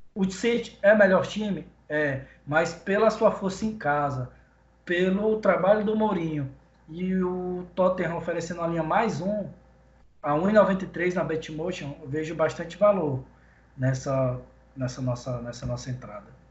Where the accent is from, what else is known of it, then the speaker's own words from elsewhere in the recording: Pará, Brazil; eu sou do Pará, na Amazônia